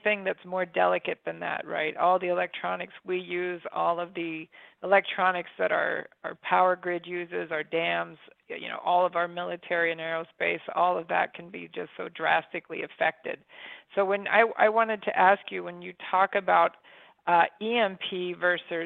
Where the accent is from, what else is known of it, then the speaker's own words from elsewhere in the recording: United States; also born or lived in Florida; I'm from Amish country